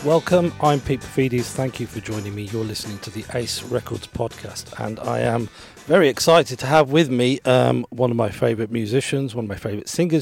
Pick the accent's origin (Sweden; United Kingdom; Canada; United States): United Kingdom; Birmingham, West Midlands; moved away; I, I grew up in Birmingham